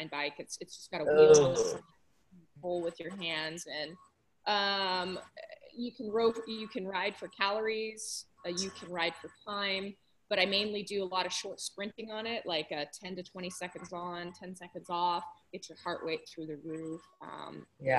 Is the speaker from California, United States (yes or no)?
yes; Southern California, United States; also born or lived in Washington / Japan; I grew up in Southern California